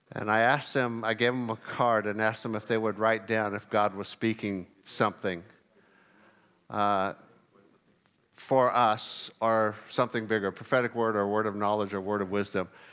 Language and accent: English; California, United States; moved away; I grew up in California.